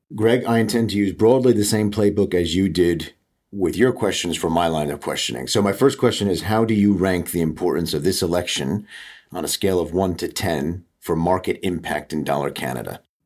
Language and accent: English; United States; moved away as an adult; now in United Kingdom; after me living in the U K for nearly twenty years, you can still tell that I'm an American